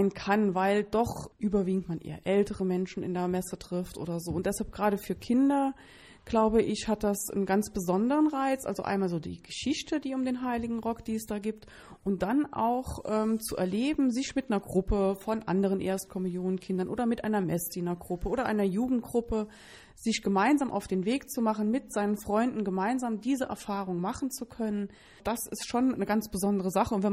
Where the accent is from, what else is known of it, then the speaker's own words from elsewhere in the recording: Münster, North Rhine-Westphalia, Germany; Ja, wir kommen aus Münster.